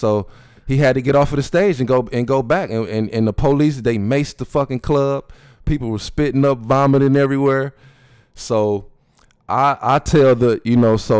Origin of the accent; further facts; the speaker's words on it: Flint, Michigan, United States; Yeah, it's in Flint.